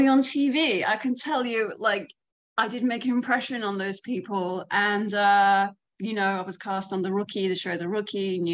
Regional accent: London, United Kingdom; moved away as an adult; now in United States; I'm from London. I've been here for like 8.5 years on an O-1 visa.

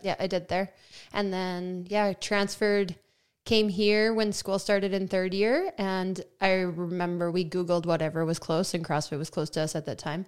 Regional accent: Melville, Saskatchewan, Canada; moved away; I am from Melville, Saskatchewan, which has two streetlights in it.

